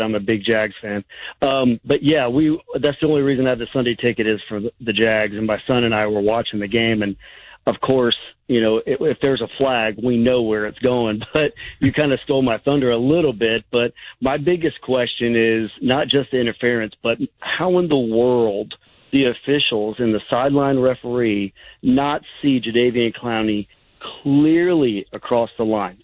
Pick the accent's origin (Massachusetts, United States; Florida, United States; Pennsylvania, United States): Florida, United States; Jacksonville; now in Charlotte, United States; I'm from originally from Jacksonville